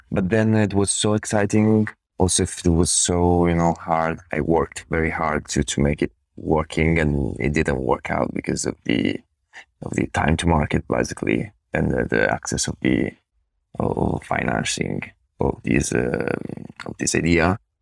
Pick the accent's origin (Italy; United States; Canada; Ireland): Italy; now in Turin, Italy; I went, I went, of course, to college here in Italy